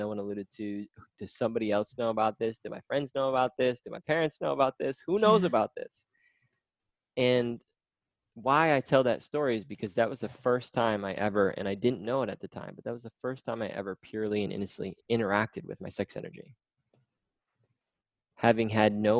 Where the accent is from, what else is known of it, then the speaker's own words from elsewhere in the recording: Midwest America, United States; I grew up in Midwest America